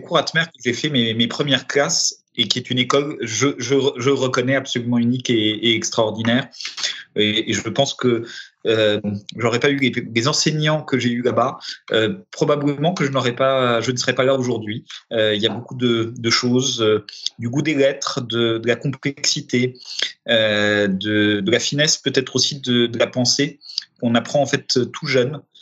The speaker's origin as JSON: {"language": "French", "town": "Paris", "region": "Île-de-France", "country": "France", "tie": "born or raised there", "also_born_or_lived": "Romania", "said": "parisien de, pas de naissance, mais d'éducation"}